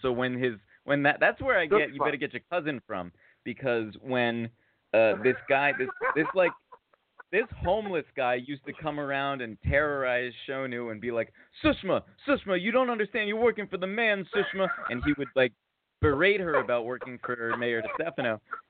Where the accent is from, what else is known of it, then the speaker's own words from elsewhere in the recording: New Haven, Connecticut, United States; I said I was from New Haven with the pizza